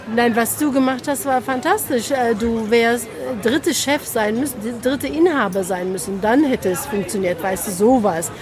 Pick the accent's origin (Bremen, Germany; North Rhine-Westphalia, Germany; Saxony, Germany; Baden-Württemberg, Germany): North Rhine-Westphalia, Germany; Cologne; also born or lived in Turkey; ich bin ein kölsch-türkisches Mädchen.